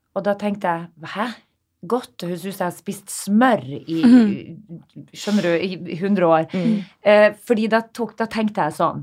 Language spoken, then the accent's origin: Norwegian; Narvik, Nordland, Norway; moved away; Jeg som kommer fra en liten by. Eh, jeg snakka litt med mine Narvik-venner nå når vi var hjemme i Narvik sist.